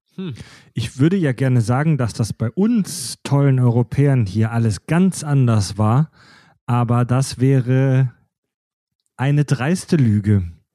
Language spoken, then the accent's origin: German; Kieselbronn, Baden-Württemberg, Germany; in Kieselbronn gehört, in meinem Heimatdorf